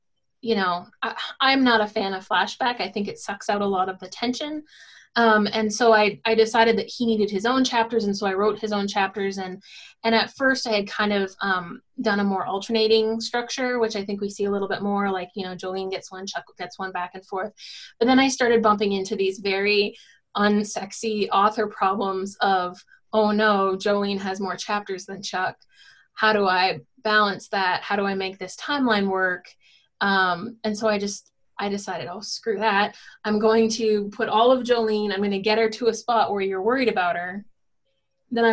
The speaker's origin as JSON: {"language": "English", "region": "Northern Ontario", "country": "Canada", "tie": "born or raised there", "also_born_or_lived": "Michigan", "moved": "as an adult", "lives_now": "North Carolina, United States", "said": "I grew up in Northern Ontario, and I moved to Southern Ontario for my undergrad."}